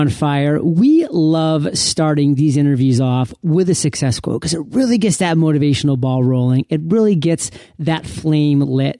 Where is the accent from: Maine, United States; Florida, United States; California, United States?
Maine, United States; growing up in Maine